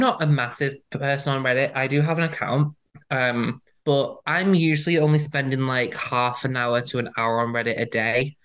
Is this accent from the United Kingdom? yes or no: yes; United Kingdom; I'm British. That's how we say it here